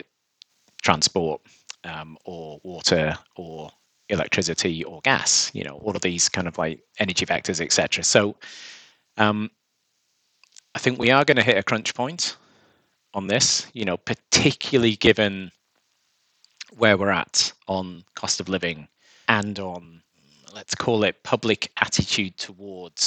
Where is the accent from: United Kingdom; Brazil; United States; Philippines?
United Kingdom; Seascale, North West England; moved away as an adult; also born or lived in York; I grew up in Seascale